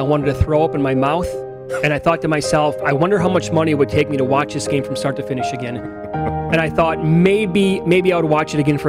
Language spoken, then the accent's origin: English; Wisconsin, United States; I'm from Wisconsin.